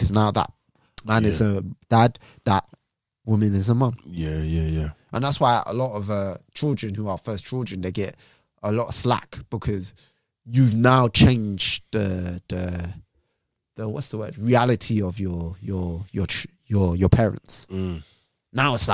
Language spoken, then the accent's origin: English; Jamaica; as a Jamaican man